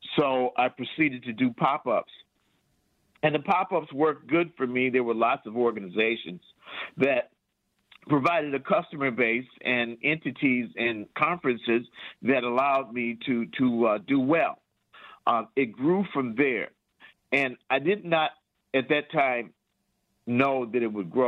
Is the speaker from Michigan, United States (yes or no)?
yes; Detroit, Michigan, United States; also born or lived in Lansing, Michigan; I'm from Detroit